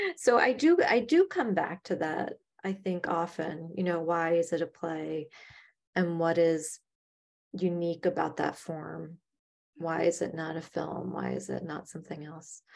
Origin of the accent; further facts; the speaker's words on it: Chicago, Illinois, United States; now in New York, United States; I'm from Chicago, which is much more of a theater company kind of town.